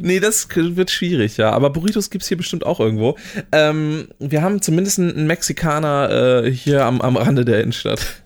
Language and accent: German; Oldenburg, Lower Saxony, Germany; als Oldenburger